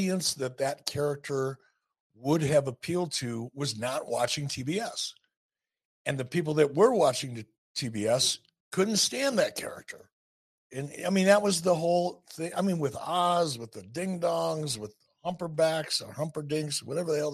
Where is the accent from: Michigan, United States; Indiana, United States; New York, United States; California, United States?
Michigan, United States; Detroit; I'm from Detroit. We live pretty much in the same neighborhood, close to it.